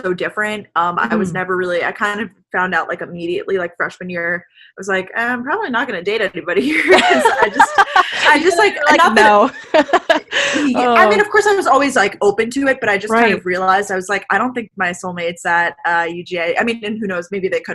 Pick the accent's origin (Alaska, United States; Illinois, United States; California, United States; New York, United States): New York, United States; Long Island; moved away as an adult; also born or lived in Georgia; now in Boston, United States; I grew up on Long Island